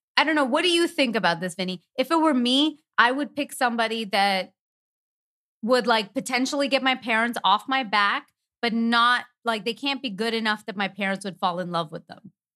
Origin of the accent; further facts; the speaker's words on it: Canada; moved away; we're from Canada